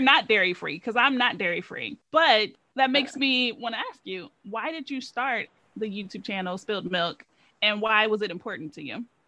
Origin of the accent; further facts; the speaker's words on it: Ohio, United States; moved away as an adult; also born or lived in Louisiana; I'm from Ohio